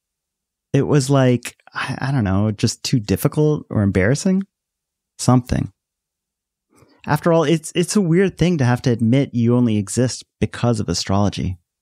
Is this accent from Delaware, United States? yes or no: yes; Delaware, United States; When I first moved to Delaware, kids in my elementary school had all these questions for me about being Indian